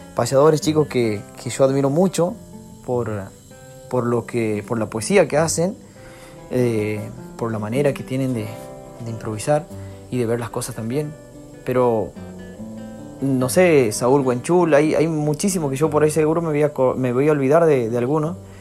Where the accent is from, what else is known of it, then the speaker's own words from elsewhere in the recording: Gancedo, Chaco, Argentina; soy de Gancedo, un pueblo del Chaco